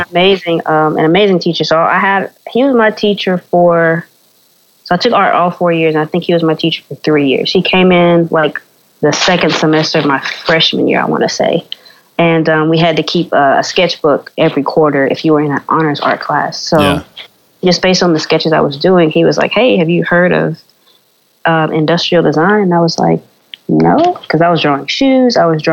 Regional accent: Winston-Salem, North Carolina, United States; where I grew up in Winston-Salem, North Carolina.

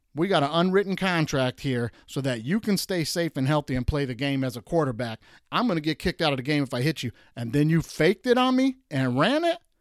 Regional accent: Detroit, Michigan, United States; moved away as an adult; now in California, United States; I'm in California now, but I'm originally from Detroit

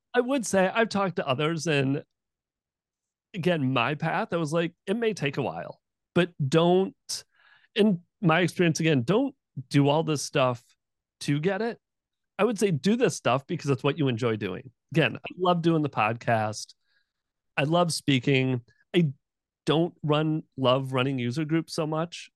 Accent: Michigan, United States; now in Jacksonville, United States; I grew up in Michigan

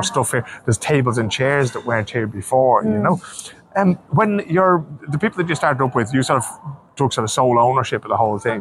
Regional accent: Ireland; now in Sweden; we as Irish people are price conscious

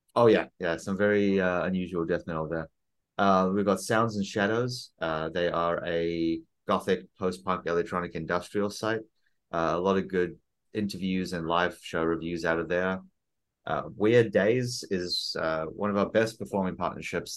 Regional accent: South Africa; I'm South African.

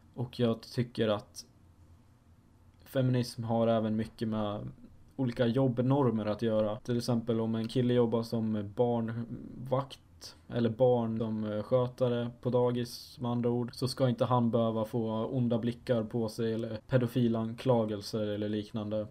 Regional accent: Falun, Dalarna County, Sweden; Jag är 19 år gammal och jag kommer från Falun, en liten by i Dalarna

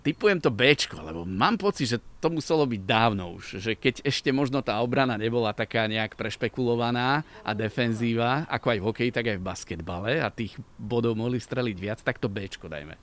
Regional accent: Liptovská Kokava, Žilina Region, Slovakia; now in Bratislava, Slovakia; Pochádzam z Liptovskej Kokavy, čo je okres Liptovský Mikuláš

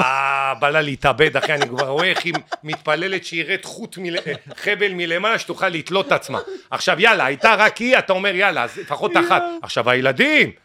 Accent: Ashdod, Southern District, Israel; moved away as an adult; also born or lived in Mitzpe Ramon; now in Tel Aviv, Israel; אני בא לאשדוד עכשיו, אני לא מכיר את אשדוד, הבית שלי, שנולדתי בו, הפך להיות רב קומות

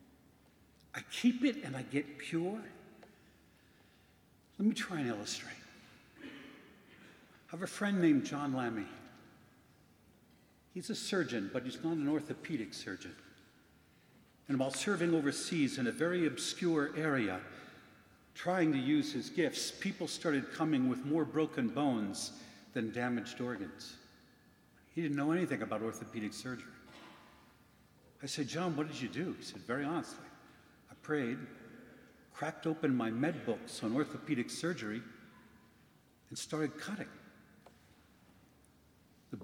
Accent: Philadelphia, Pennsylvania, United States; my hometown of Philadelphia

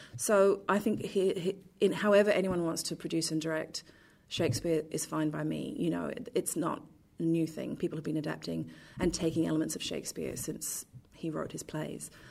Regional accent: London, United Kingdom; now in Perth, Australia; I grew up in London

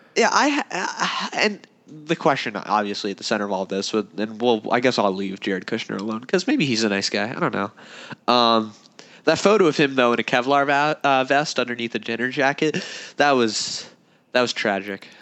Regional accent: United States; I'm an American

